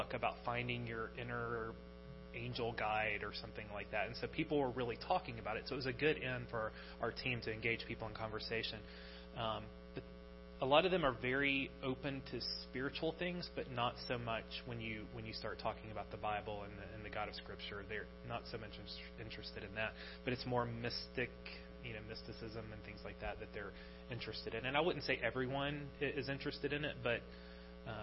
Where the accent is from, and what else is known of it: United States; moved away as an adult; now in Sweden